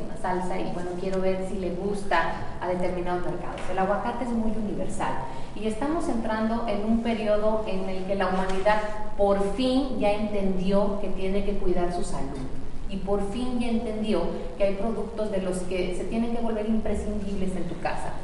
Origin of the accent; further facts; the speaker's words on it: Michoacán, Mexico; Somos michoacanos, somos el número uno en la producción de aguacate en México